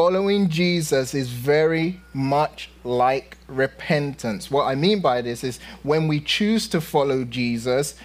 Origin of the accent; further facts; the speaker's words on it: London, United Kingdom; moved away; when I was young in London, growing up in London